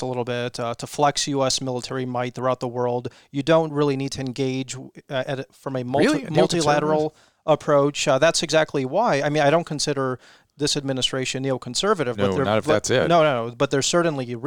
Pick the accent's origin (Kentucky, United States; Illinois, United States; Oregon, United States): Illinois, United States; Chicago; moved away as an adult; also born or lived in London; now in California, United States; I'm from Chicago, actually